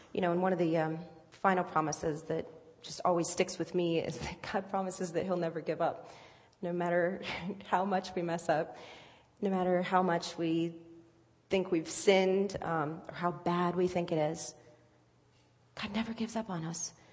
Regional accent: Virginia Beach, Virginia, United States; moved away as an adult; also born or lived in Cincinnati area (lives now, implied by Reds); I'm not from here. I am from Virginia Beach. I've lived uh, here for about a year now

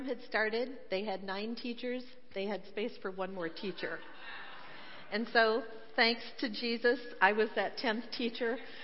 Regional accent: Michigan, United States; moved away as an adult; now in Cincinnati, United States; when I grew up in Michigan, we lived on a little dirt road

